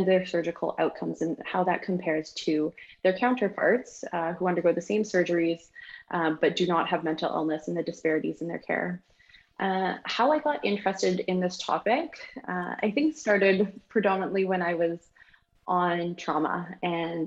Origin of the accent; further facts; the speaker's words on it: Nelson, British Columbia, Canada; also born or lived in Kingston, Ontario / Australia / Prince George, British Columbia; growing up in Nelson, British Columbia